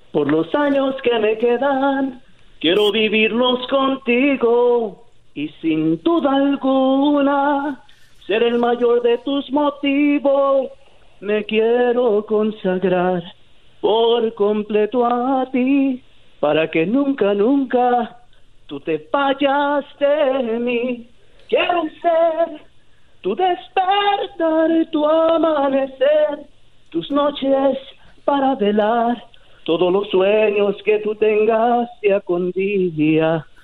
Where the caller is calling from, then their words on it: Garden Grove, California, United States; Hablo de aquí de la ciudad de Garden Grove.